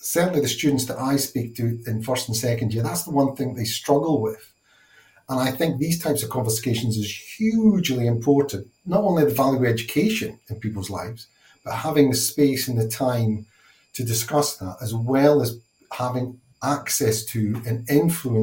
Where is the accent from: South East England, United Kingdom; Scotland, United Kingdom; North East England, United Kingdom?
Scotland, United Kingdom; being Scottish